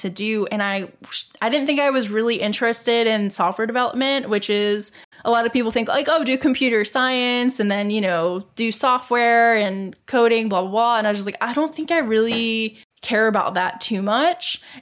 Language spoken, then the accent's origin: English; Rust Belt, United States; I grew up in the Rust Belt